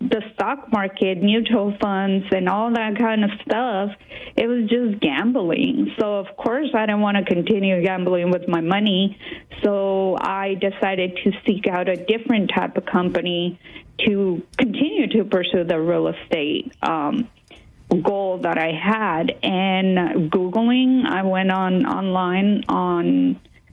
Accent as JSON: {"language": "English", "town": "San Antonio", "region": "Texas", "country": "United States", "tie": "born or raised there", "also_born_or_lived": "Mexico City, Mexico", "said": "I was born in Mexico City, but I moved to San Antonio, Texas when I was little. And I stayed here up until I joined the Navy"}